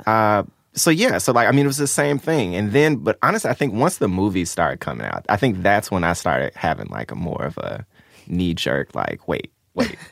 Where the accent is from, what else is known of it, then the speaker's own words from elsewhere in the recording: Memphis, Tennessee, United States; I grew up in Memphis